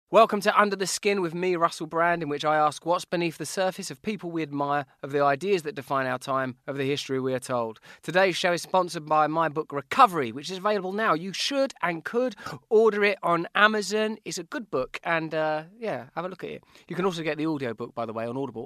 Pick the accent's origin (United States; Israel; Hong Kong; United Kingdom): United Kingdom; England; I'm English